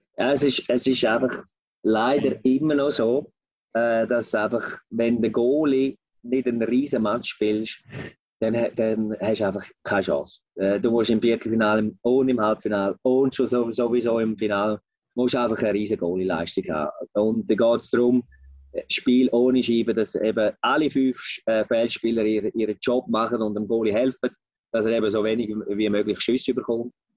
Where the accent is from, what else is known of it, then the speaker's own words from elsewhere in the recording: Switzerland; bei uns in der Schweiz